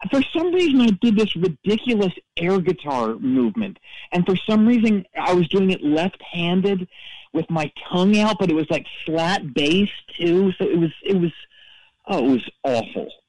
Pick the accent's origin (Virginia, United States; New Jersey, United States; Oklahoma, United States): New Jersey, United States; Freehold; now in Newbridge, United States; I I live in Newbridge, but I I grew up near Freehold where he's from.